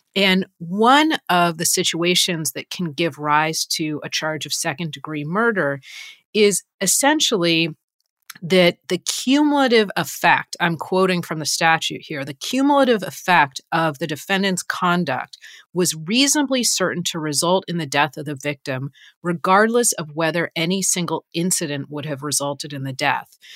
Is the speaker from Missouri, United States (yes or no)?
no; Los Angeles, California, United States; I am from Los Angeles, and I grew up in Los Angeles